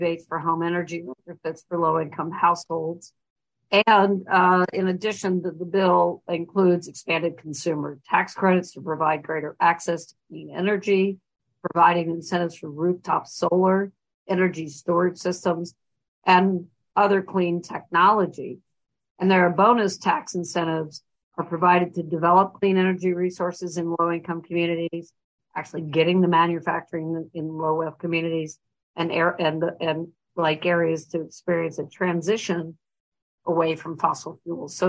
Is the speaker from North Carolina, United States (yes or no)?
yes; Raleigh, North Carolina, United States; moved away as an adult; also born or lived in Brooklyn, New York / Paris, France; now in Baltimore, United States; I was raised mainly in Raleigh, North Carolina